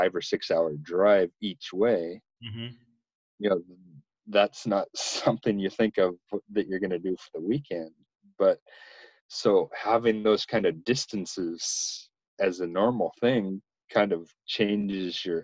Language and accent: English; Washington, United States; moved away as an adult; also born or lived in Spokane, Washington; now in Japan; I'm from a little tiny town about halfway between Spokane and the Canadian border